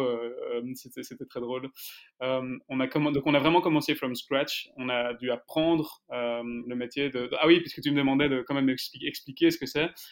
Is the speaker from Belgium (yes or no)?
yes; Brussels, Brussels-Capital Region, Belgium; je suis donc bruxellois, d'origine arménienne, avec un papa plutôt flamand